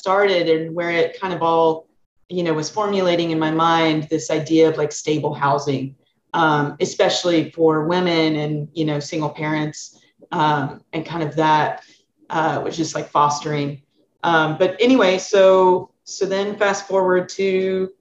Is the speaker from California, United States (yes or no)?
no; Sherrill, Arkansas, United States; moved away as an adult; now in San Francisco Bay Area, United States; I'm from Arkansas, a really small town called Sherrill, 126 population